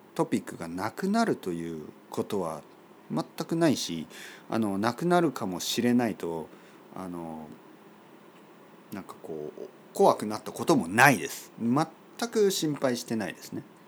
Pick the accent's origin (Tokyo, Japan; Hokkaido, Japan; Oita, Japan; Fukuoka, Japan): Oita, Japan; 僕の出身の大分県